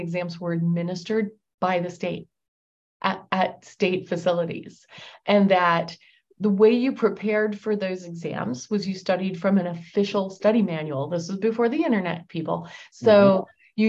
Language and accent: English; outside of Philadelphia, Pennsylvania, United States; I grew up outside of Philadelphia